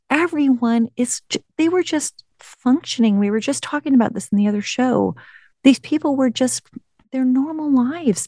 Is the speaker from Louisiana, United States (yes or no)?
no; the Bay Area, California, United States; I grew up in the Bay Area.